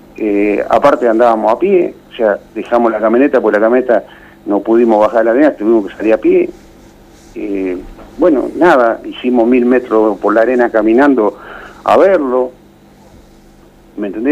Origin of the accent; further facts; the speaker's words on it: De La Garma, Buenos Aires, Argentina; mi pueblo